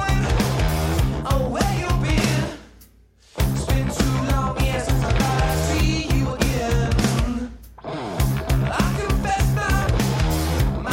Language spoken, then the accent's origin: English; Atlanta, Georgia, United States; We're from here. We're from Atlanta. We're all born and raised in Georgia, so we all grew up here in the metro area